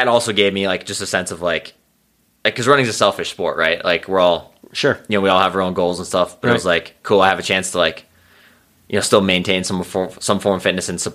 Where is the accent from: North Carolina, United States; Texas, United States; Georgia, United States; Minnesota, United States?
Minnesota, United States; Foley; accent: Central Minnesota; moved away as an adult; now in Boulder, United States; I grew up in the Foley, my hometown, 2,500 people.